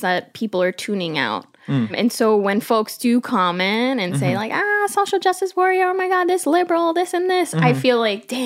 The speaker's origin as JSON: {"language": "English", "town": "New York City", "region": "New York", "country": "United States", "tie": "born or raised there", "said": "I'm Colombian Peruvian. I grew up in Queens, New York, in a predominantly white neighborhood to immigrant parents."}